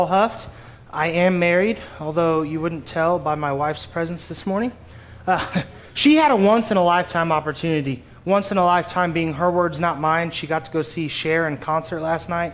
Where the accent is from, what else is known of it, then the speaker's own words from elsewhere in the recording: Springfield, Missouri, United States; also born or lived in Kansas City; I grew up in Springfield, born in Kansas City